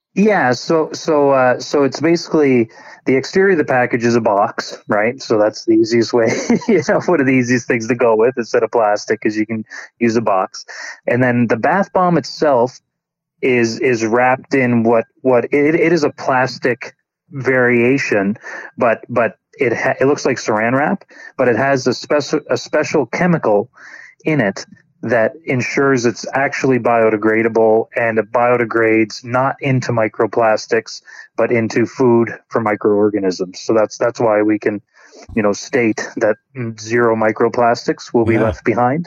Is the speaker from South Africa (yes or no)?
no; New Brunswick, Canada; moved away as an adult; also born or lived in Alberta; I grew up in in New Brunswick although I was in Alberta for the last 16 years